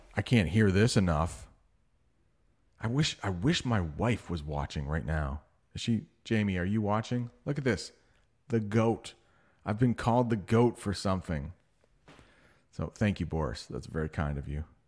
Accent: United States; I'm an American

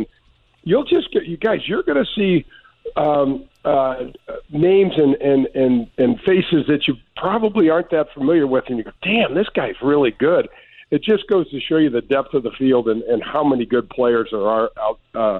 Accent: St. Louis, Missouri, United States; I grew up in North County.

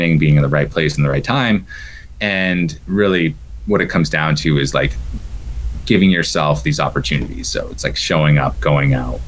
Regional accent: Mount Washington Valley, New Hampshire, United States; moved away; also born or lived in San Diego, California; since I moved from San Diego back to my hometown, home area in the Mount Washington Valley here in 2014.

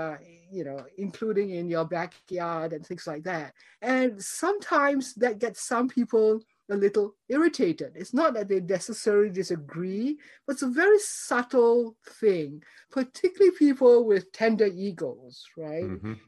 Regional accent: Singapore; moved away as an adult; also born or lived in Cambridge / Michigan; I grew up in Singapore. My family was, you know, originally from China, but we had been there in Singapore and Malaysia for four generations. So I'm actually a very old Singaporean.

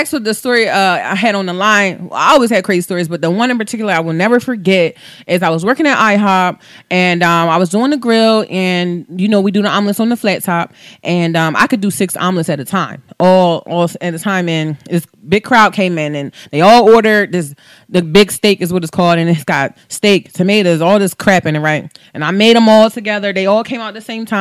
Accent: Coatesville, Pennsylvania, United States; when I went to high school in Coastville, I went to Coastville High School

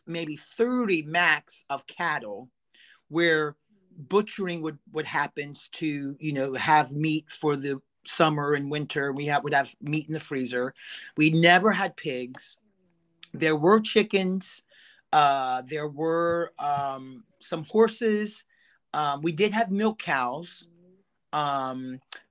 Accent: Stephens City, Virginia, United States; also born or lived in Winchester, Virginia; It was Stephen City

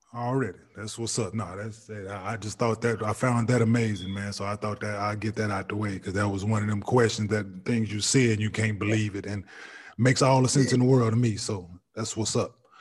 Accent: Dallas, Texas, United States; I grew up in Dallas, watching boxing here and there

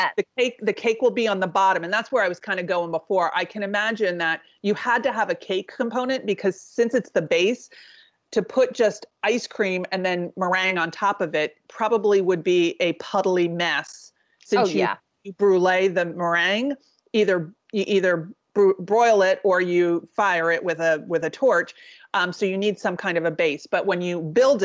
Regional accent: East Coast, United States; I grew up on the East Coast

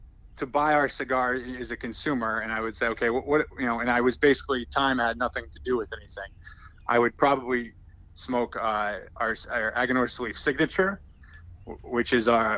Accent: Massachusetts, United States; I grew up in Massachusetts

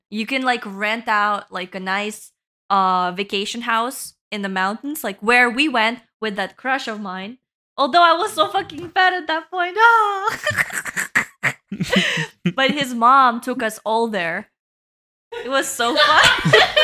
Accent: Uzbekistan; moved away; Tashkent and, like, my hometown

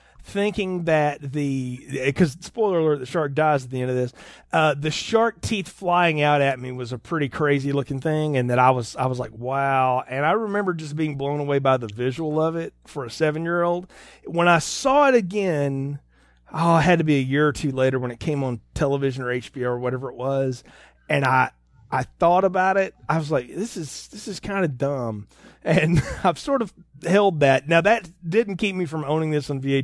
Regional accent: the South, United States; where I grew up in the South here.

